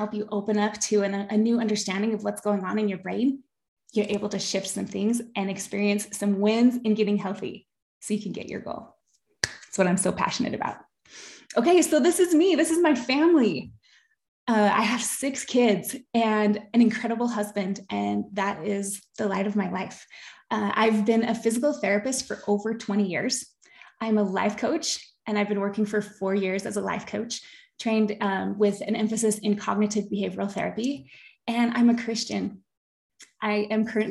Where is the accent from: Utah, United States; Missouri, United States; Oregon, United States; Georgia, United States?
Utah, United States; Park City; also born or lived in Bountiful, Utah / Sandy, Utah / Henefer, Utah; I grew up in Park City. I went to Park City High School, go Miners